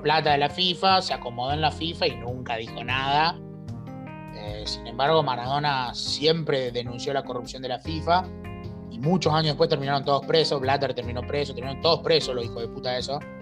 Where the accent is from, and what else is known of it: Argentina